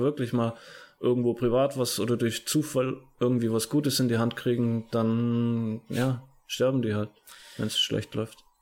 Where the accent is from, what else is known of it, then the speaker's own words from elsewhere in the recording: Germany; bei uns in Deutschland